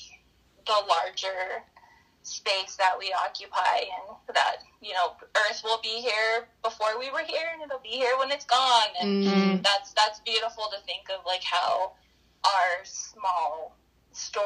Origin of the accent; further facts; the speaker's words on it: southeastern Montana, United States; also born or lived in Yakima Valley, Washington; now in Cody, Wyoming, United States; my father's family is from the Crow tribe of southeastern Montana, where I was born